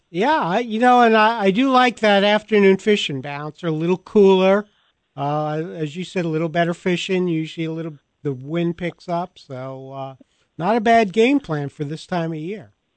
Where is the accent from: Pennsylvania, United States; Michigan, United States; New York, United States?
New York, United States; Long Island; moved away; I grew up in Long Island in New York.